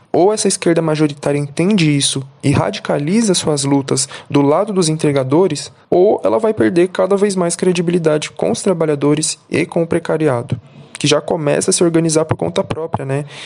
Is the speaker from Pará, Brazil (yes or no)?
no; São Paulo, Brazil; now in Guarulhos, Brazil; sou cria da Brasilândia, zona norte de São Paulo, e atual morador de Guarulhos